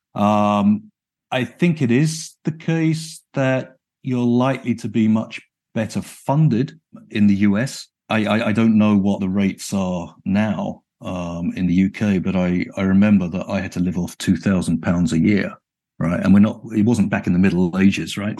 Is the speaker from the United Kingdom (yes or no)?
yes; United Kingdom; moved away as an adult; now in Chicago, United States; I was brought up and educated in the United Kingdom